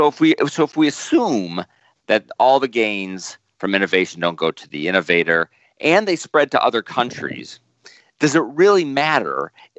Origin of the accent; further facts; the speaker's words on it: United States; as an American